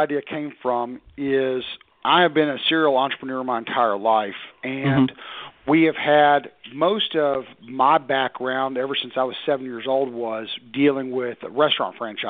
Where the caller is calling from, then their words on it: Knoxville, Tennessee, United States; Outside of Knoxville, Tennessee.